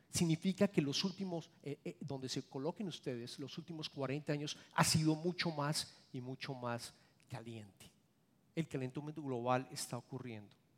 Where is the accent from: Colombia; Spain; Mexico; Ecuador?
Colombia; moved away; yo soy colombiano